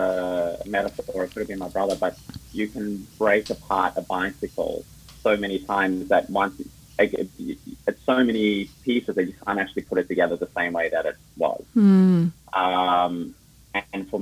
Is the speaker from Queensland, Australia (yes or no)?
no; Melbourne, Victoria, Australia; also born or lived in Johannesburg, South Africa / Sydney, Australia; I was born in Johannesburg in South Africa, and then I moved to Melbourne when I was 9. Did most of my growing up in Melbourne